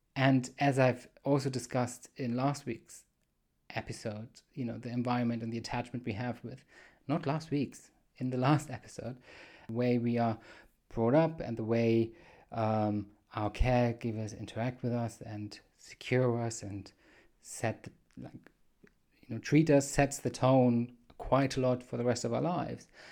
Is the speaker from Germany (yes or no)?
yes; Germany; accent: weird accent; I'm from Germany